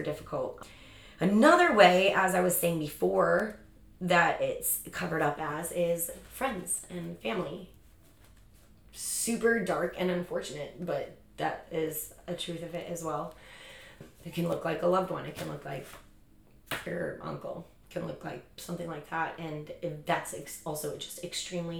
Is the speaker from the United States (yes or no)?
yes; Chicago, Illinois, United States; now in San Diego, United States; I'm born and raised in Chicago